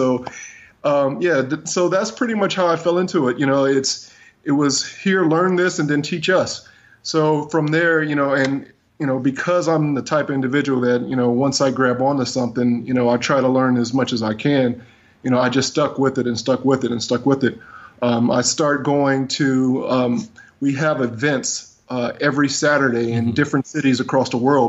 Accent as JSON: {"language": "English", "town": "Cleveland", "region": "Ohio", "country": "United States", "moved": "as an adult", "lives_now": "Washington, D.C., United States", "said": "I live here in the Washington, D.C. area. I'm originally from the Cleveland, Ohio area, actually. Wow. I moved here about 17 years ago."}